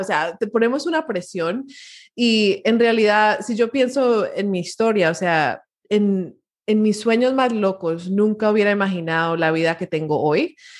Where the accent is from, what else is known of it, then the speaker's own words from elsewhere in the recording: Miami, Florida, United States; mi historia empieza en, en Miami, Florida. Eh, soy primera generación latina, mis papás son colombianos eh, y se mudaron a Miami